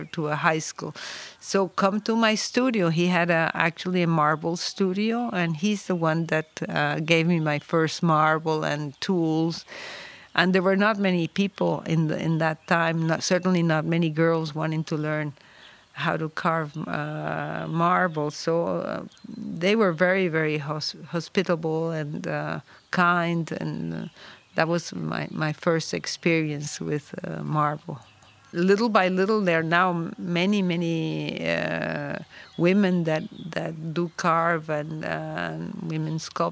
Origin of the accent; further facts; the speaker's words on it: Venezuela; moved away as an adult; also born or lived in New York; now in Pietrasanta, Italy; I was born in Venezuela, but I have been living here in this area for many, many years